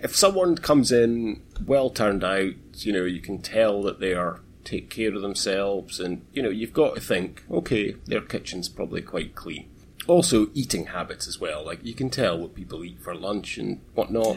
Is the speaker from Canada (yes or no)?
no; Aberdeen, Scotland, United Kingdom; moved away as an adult; I'm, I'm from Aberdeen